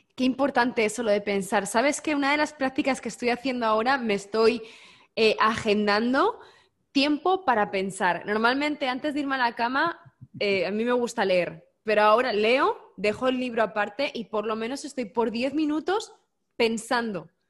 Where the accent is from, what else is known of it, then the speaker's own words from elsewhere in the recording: Spain; Yo como buena española